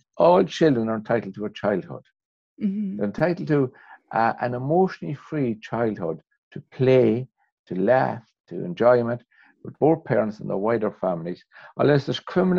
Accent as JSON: {"language": "English", "country": "Ireland", "said": "despite being an Irishman"}